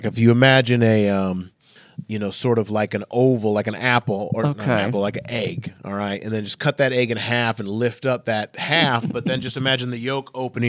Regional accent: Minnesota, United States; now in Southern California, United States; I'm actually from Minnesota, so this isn't cold for me.

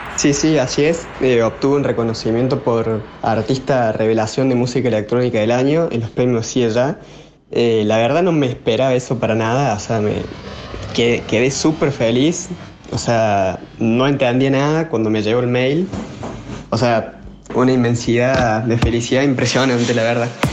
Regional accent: Córdoba, Argentina; soy de Córdoba, tengo 20 años

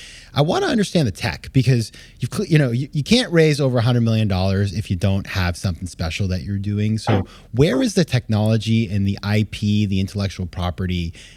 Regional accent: Maine, United States; when I was a kid, I grew up in Maine, right?

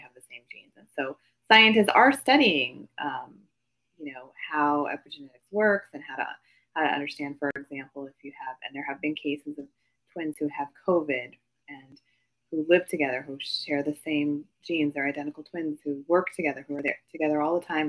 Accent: Midwest, United States; I grew up in the Midwest. I am Asian American

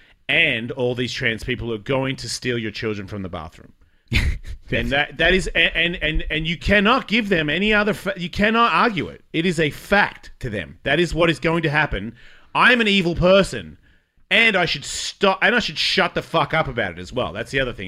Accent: Australia; moved away; I am Australian

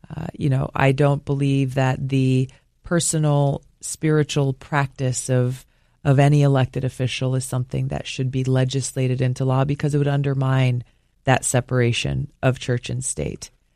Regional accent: Hawaii, United States; growing up in Hawaii

